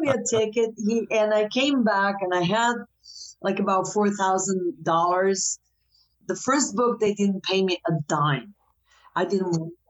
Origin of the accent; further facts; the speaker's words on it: Croatia; moved away as an adult; also born or lived in United States; I came back in 1999 from States